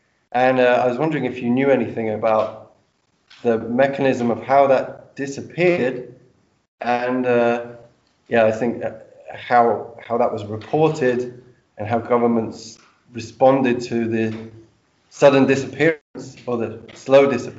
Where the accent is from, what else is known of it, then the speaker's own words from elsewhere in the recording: London, United Kingdom; I'm from London.